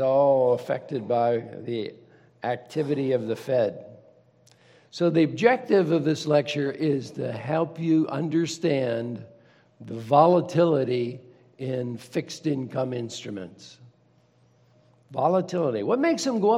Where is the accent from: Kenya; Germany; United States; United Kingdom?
United States; Turtle Creek, Pennsylvania; I was born and raised in Pittsburgh, suburb on the east side called Turtle Creek.